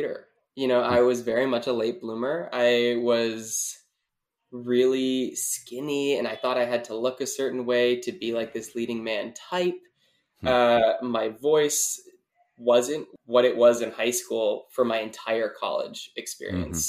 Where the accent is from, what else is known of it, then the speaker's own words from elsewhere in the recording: Wisconsin, United States; being from the Midwest, because I'm from Wisconsin